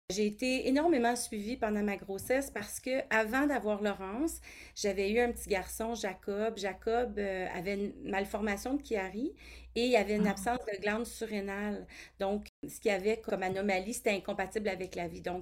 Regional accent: Toronto, Ontario, Canada; born there; now in Ottawa, Canada; J'habite à Ottawa, en Ontario. Je suis née à Toronto, mais j'ai voyagé beaucoup là, avec ma famille, mais mon pied maintenant, mon pied à terre, c'est à Ottawa.

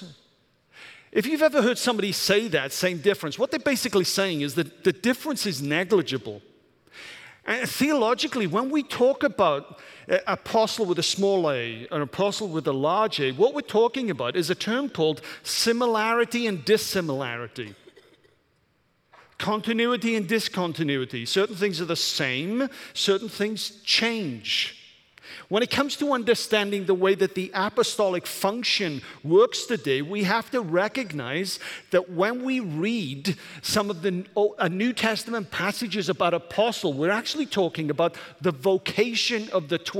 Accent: Welsh, Wales, United Kingdom; now in Michigan, United States; I'm Welsh

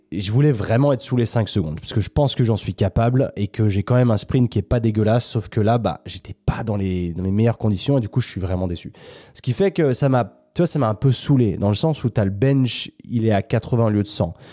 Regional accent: France; je suis français

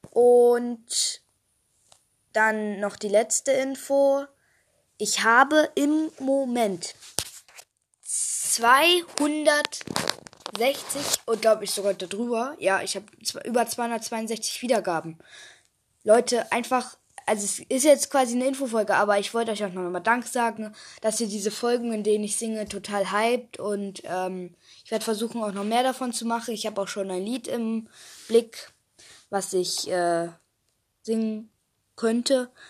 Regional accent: Hamburg, Germany; ich komme aus Hamburg, wohne dort aber nicht mehr.

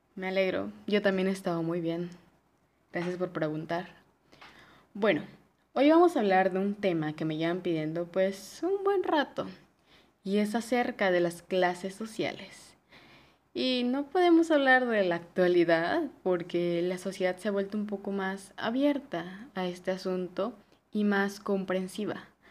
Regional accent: Mexico; yo soy mexicana

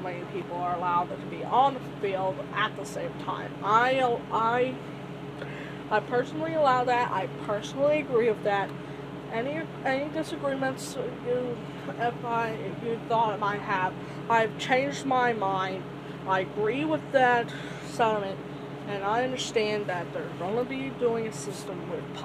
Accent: Indiana, United States; I'm from Indiana

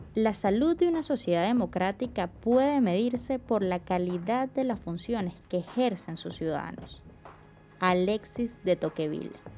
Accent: Barinas, Venezuela; yo soy de Barinas, también de, de los llanos del país

